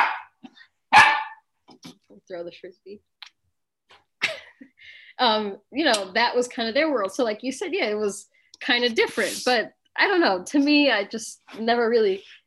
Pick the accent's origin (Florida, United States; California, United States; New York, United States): New York, United States; Long Island; I grew up in Long Island